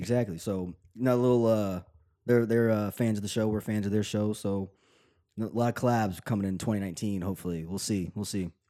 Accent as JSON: {"language": "English", "region": "Tennessee", "country": "United States", "said": "I'm from Tennessee"}